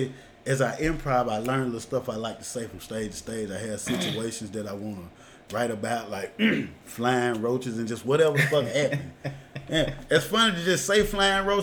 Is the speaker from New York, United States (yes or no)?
no; Jackson, Mississippi, United States; I'm from Jacktown